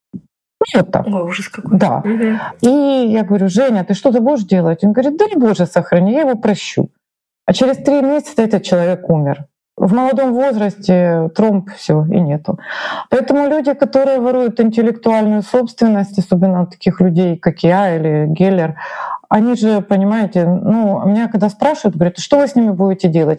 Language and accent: Russian; Ukraine